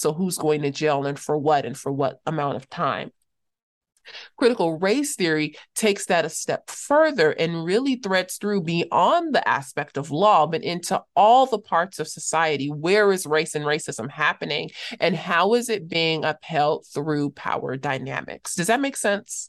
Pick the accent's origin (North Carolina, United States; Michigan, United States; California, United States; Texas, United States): California, United States; Los Angeles; also born or lived in Cape Town, South Africa; I'm from Los Angeles